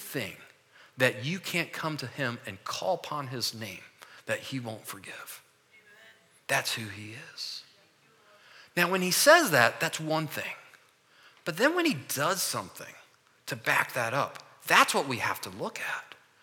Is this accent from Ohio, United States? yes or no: no; Orlando, Florida, United States; moved away; also born or lived in Michigan; we grew up in Orlando for 18 years.